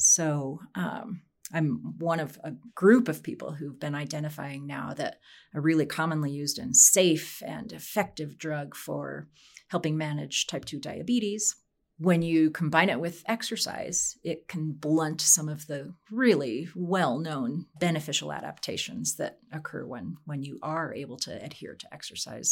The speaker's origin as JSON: {"language": "English", "region": "Wyoming", "country": "United States", "tie": "born or raised there", "moved": "yes", "lives_now": "Colorado, United States", "said": "I grew up in Wyoming"}